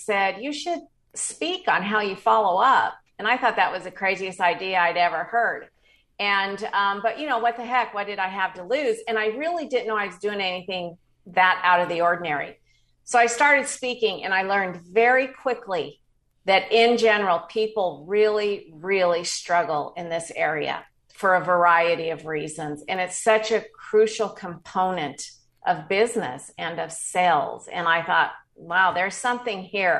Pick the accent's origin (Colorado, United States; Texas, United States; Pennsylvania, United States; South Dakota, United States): Colorado, United States; Denver; moved away as an adult; also born or lived in San Diego, California; I was raised in Denver, Colorado, and at the age of 19, moved to San Diego